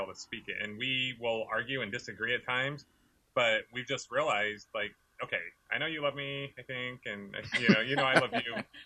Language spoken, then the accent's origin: English; California, United States; I grew up in California